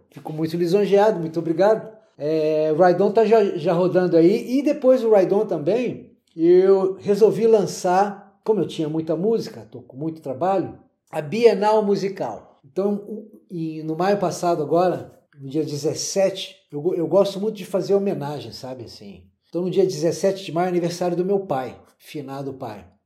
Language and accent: Portuguese; Brasília, Federal District, Brazil; eu vim de Brasília, eu não sabia o que, eu tinha na mão.